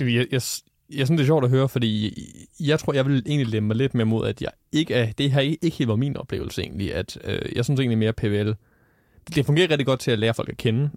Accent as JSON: {"language": "Danish", "region": "North Zealand", "country": "Denmark", "moved": "as an adult", "lives_now": "North Jutland, Denmark", "said": "jeg er oprindeligt fra Nordsjælland, som man måske kan høre på min dialekt"}